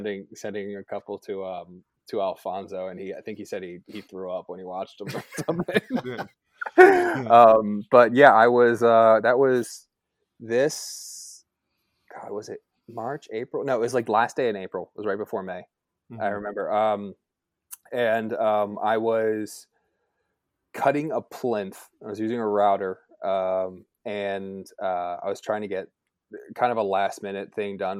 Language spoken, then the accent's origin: English; Baltimore, Maryland, United States; I'm from Baltimore